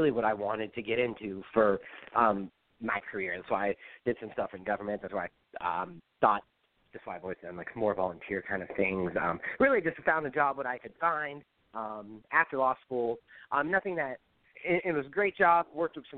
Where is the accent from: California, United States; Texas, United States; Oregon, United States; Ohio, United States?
Ohio, United States; McDonald; I grew up in McDonald, Ohio. It's a one-square-mile little suburb on the north side of Youngstown.